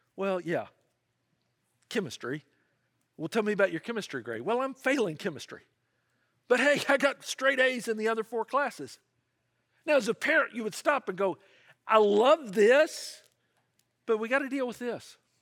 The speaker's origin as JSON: {"language": "English", "town": "Memphis", "region": "Tennessee", "country": "United States", "tie": "born or raised there", "said": "in my hometown of Memphis, Tennessee"}